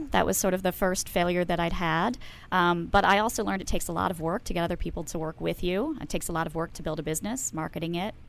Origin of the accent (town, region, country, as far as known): Baltimore, Maryland, United States